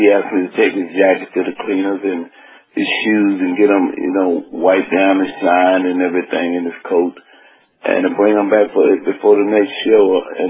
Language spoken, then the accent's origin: English; New York City, New York, United States; also born or lived in Lynchburg, Virginia; I'm born in Virginia, raised in New York City, right behind Apollo Theater.